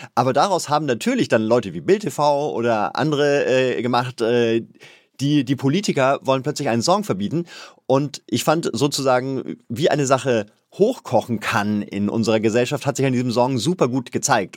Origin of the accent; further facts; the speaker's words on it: Bavaria, Germany; als Bayer